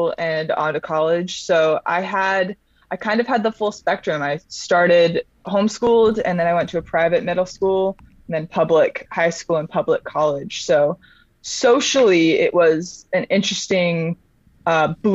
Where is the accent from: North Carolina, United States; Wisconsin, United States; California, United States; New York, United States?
California, United States; Orange County; now in Ventura, United States; I grew up in Orange County, California, so I've been a beach baby pretty much my whole life